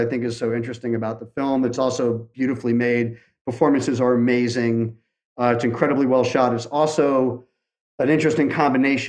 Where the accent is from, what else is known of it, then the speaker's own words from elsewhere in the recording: England, United Kingdom; I'm from England